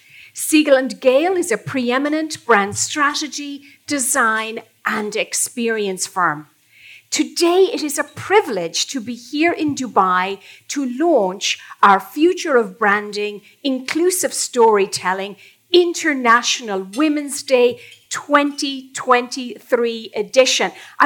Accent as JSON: {"language": "English", "country": "Ireland", "tie": "born or raised there", "moved": "yes", "lives_now": "New York City, United States", "said": "unless the accent neglects to betray, my hometown is in Ireland, but I call New York City home now."}